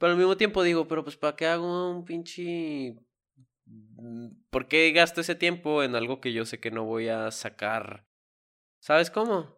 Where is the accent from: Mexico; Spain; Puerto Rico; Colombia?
Mexico; nosotros como mexicanos